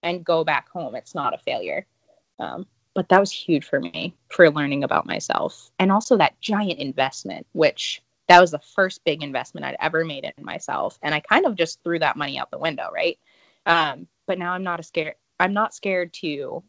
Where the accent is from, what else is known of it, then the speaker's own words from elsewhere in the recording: Northeast, United States; moved away as an adult; also born or lived in the South; I'm from the Northeast.